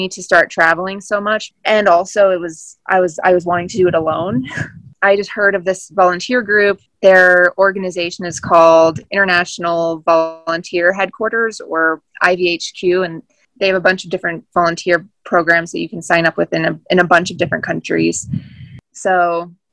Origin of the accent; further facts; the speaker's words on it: Colorado, United States; growing up in Colorado, I think I went to the ocean like once growing up